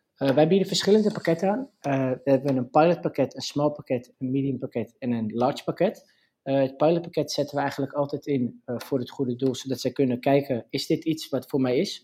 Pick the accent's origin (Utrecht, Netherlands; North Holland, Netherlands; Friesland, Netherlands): North Holland, Netherlands; Purmerend; ik kom uit Purmerend